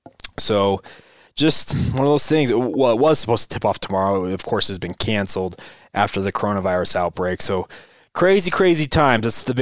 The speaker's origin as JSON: {"language": "English", "region": "Utah", "country": "United States", "tie": "born or raised there", "said": "I didn't grow up with them. I grew up here in Utah. We are relatively seismic-free state."}